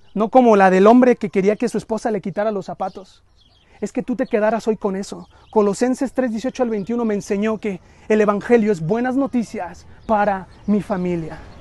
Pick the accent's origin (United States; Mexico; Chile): Mexico; culturalmente los mexicanos somos muy familiaros